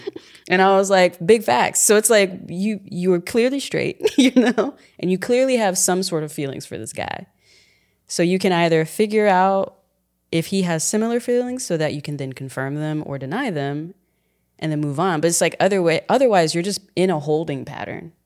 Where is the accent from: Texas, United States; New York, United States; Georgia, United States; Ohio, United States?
Texas, United States; San Antonio; moved away; I'm from San Antonio